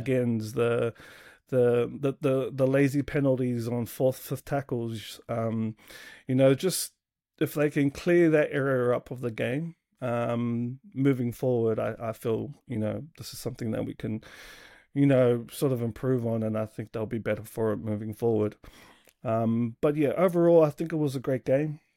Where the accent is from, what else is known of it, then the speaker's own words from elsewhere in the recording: Sydney, New South Wales, Australia; now in New Zealand; born and raised in, uh, Sydney there